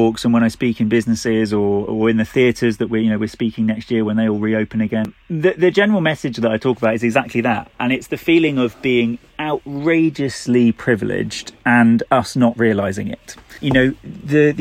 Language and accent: English; United Kingdom; we're British